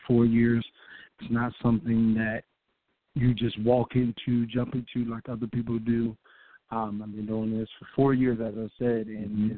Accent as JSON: {"language": "English", "town": "Seaford", "region": "Delaware", "country": "United States", "lives_now": "New Castle, United States", "said": "I'm from Seaford, Delaware, located in Newcastle right now"}